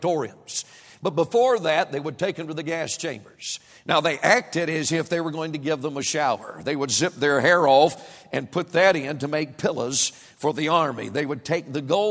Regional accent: United States; I was born in the United States of America

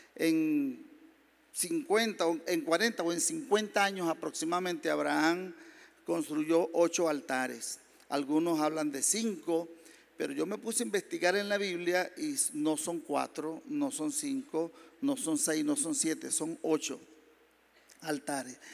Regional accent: Maracay, Aragua, Venezuela; moved away; also born or lived in San Fernando de Apure, Venezuela; yo soy del sur de Venezuela, San Fernando de Apure. Eh, lo que pasa es que soy de Maracay porque nos trasladaron pequeñitos a la ciudad de Maracay

